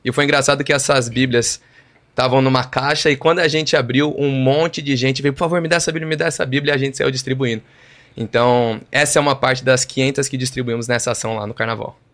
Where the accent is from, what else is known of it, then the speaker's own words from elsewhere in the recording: São Paulo, Brazil; nascido e criado na Vila Joaniza, zona sul de São Paulo